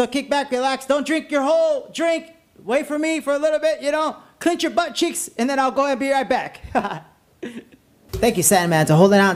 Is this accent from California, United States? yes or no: yes; La Puente, California, United States; where I grew up in La Puente